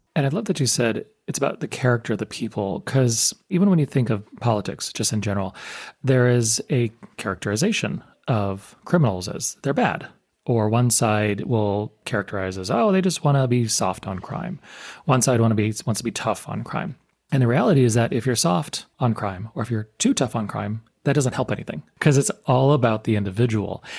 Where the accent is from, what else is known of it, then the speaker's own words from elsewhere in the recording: United States; being American